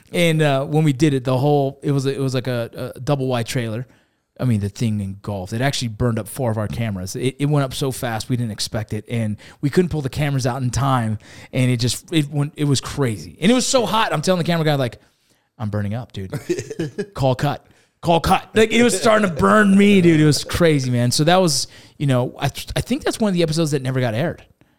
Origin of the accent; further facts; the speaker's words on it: Los Angeles, California, United States; now in Utah, United States; Yeah, originally from Los Angeles, California. Played some college baseball, joined the military, and then after the military, didn't want to raise my kids in LA. I grew up in the gang areas, right